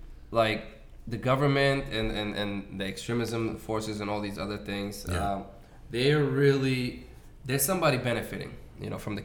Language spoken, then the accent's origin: English; Mogadishu, Banaadir, Somalia; born there; moved away; I was born in Mogadishu. I haven't visited myself.